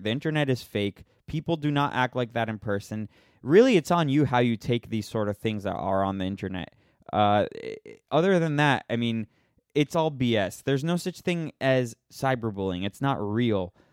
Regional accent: Florida, United States; now in Los Angeles, United States; I'm from Florida and I moved to, to Los Angeles.

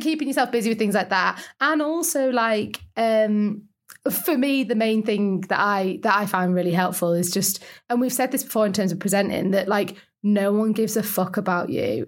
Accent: Lake District, North West England, United Kingdom; I'm from the Lake District

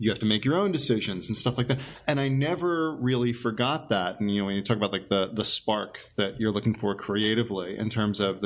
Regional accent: Great Neck, New York, United States; I grew up in Great Neck, Long Island

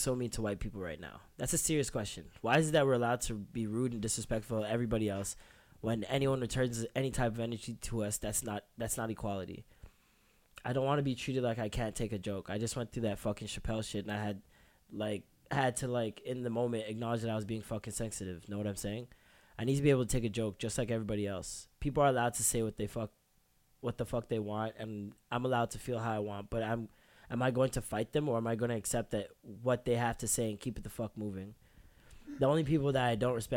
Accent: Toronto, Ontario, Canada; now in London, United Kingdom; I'm from Toronto

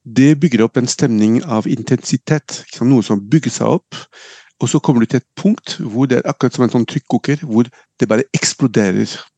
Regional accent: Nice, Provence-Alpes-Côte d'Azur, France; now in Norway; jeg er født og oppvokst i Frankrike, født og oppvokst i, i NIS

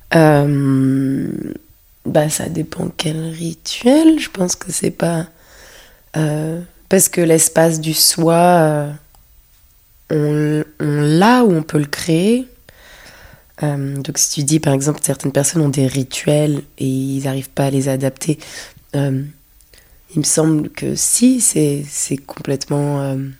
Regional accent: Paris, Île-de-France, France; moved away as an adult; also born or lived in London; j'ai grandi à Paris et c'est ici que j'ai fait mes études, donc j'étais aussi très parisienne

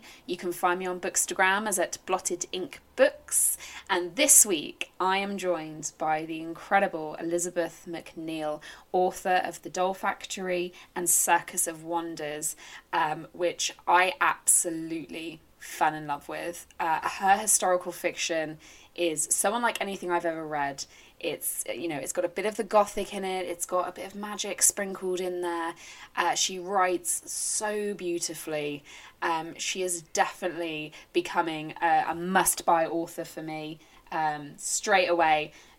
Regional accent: England, United Kingdom; We're English, so when we get like a tiny glimpse of sun, we're like, oh, I'm in Devon and it has been raining pretty much all day.

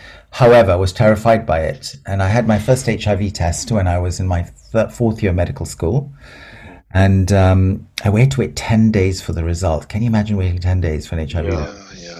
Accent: Malaysia; also born or lived in Aberdeen, United Kingdom / Singapore; I'm in Aberdeen. I was born there, but I never lived there because I grew up in Malaysia and Singapore, and I'd come back to school in Brighton.

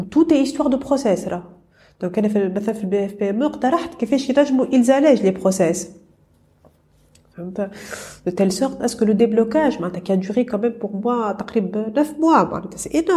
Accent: Tunisia

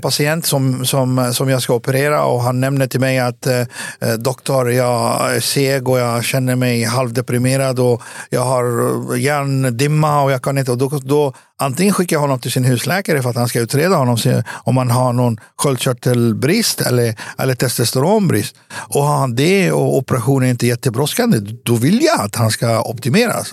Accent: Västerås, Västmanland, Sweden; also born or lived in Beirut, Lebanon / Cyprus; jag växte upp i, i Västerås

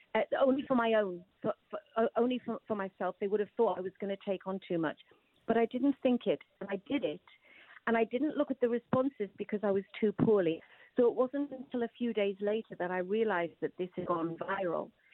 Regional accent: Newcastle upon Tyne, North East England, United Kingdom; I'm a Geordie

